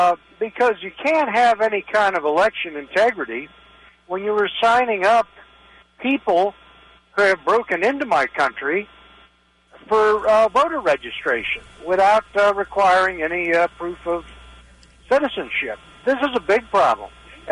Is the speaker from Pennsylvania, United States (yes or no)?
yes; Pennsylvania, United States; moved away as an adult; now in Westminster, United States; I've been here 50 years. I moved from the Steel District of Western Pennsylvania after that collapsed.